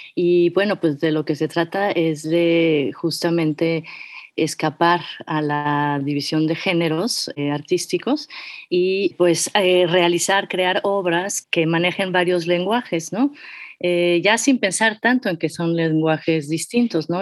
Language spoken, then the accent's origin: Spanish; Mexico City, Mexico; yo soy de la Ciudad de México, soy meramente chilanga